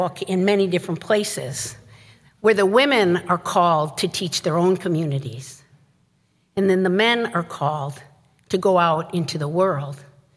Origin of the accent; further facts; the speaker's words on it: Chicago, Illinois, United States; now in St. Paul, United States; growing up in Chicago